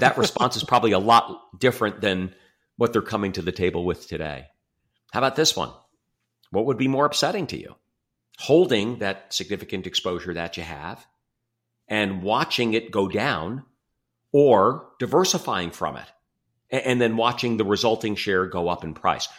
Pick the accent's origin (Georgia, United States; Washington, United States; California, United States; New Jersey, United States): New Jersey, United States; Livingston; moved away as an adult; now in Chicago, United States; I grew up in New Jersey, um, Livingston, New Jersey, just outside of New York